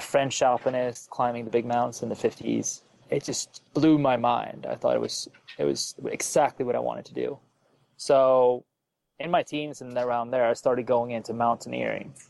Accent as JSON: {"language": "English", "country": "Sweden", "moved": "as an adult", "lives_now": "United States", "said": "I'm originally from Sweden. I moved to the U.S. to do science"}